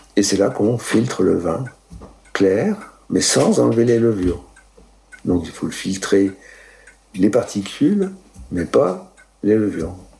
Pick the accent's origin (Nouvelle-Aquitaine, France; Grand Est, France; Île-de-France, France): Grand Est, France; Moselle; moved away as an adult; also born or lived in Italy; now in Mérignat, France; je suis né en Italie. Mes parents sont, ont émigré en 1956 en Moselle